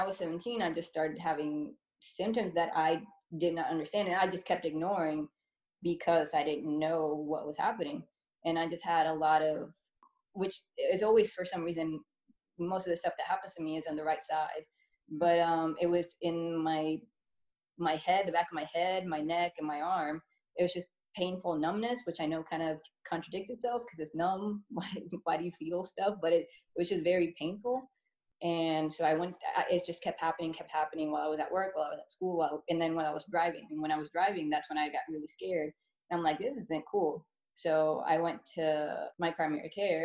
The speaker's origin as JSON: {"language": "English", "country": "Puerto Rico", "tie": "born or raised there", "also_born_or_lived": "Florida", "moved": "yes", "said": "I was born and raised in Puerto Rico, where then we moved to Florida because my dad Air Force"}